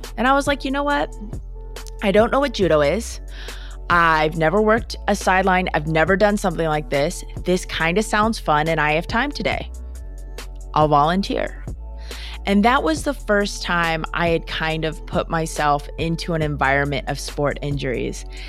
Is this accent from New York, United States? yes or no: no; Minnesota, United States; I'm from Minnesota